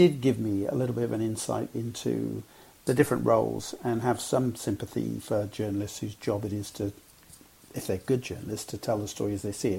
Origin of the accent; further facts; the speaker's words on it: Cwmbran, Wales, United Kingdom; I grew up in Cwmbran